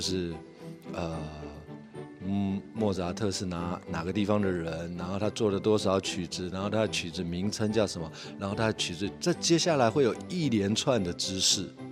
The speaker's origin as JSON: {"language": "Chinese", "country": "Taiwan", "said": "甚至是我们台湾传统的，呃，议政文化"}